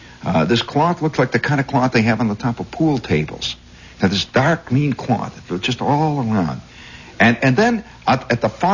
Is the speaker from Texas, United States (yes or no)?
no; Indiana, United States; accent: Indiana; And so I immediately turned down my Indiana accent. I had it, you know. I said, "Yep, I'm from Indiana, Patawi."